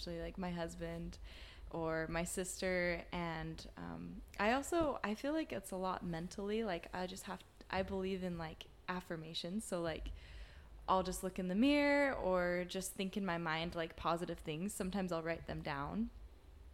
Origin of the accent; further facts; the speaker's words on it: Utah, United States; moved away as an adult; now in Dallas, United States; I'm actually from Utah. I've been in Dallas about a year